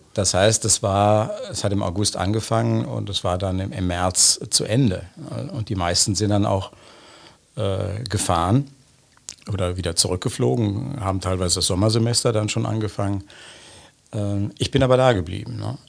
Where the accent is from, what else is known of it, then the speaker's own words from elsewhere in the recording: Bonn, North Rhine-Westphalia, Germany; moved away as an adult; also born or lived in Trier; now in Jerusalem, Israel; ich bin in Bonn geboren, in Godesberg auf der Schule gewesen